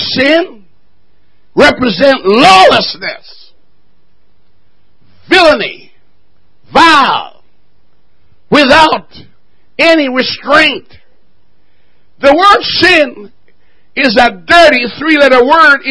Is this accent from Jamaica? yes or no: yes; Jamaica; moved away